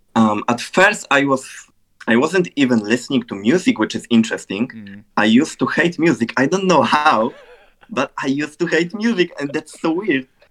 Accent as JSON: {"language": "English", "country": "Poland", "said": "I'm a music producer, graphic designer, and a YouTuber from Poland."}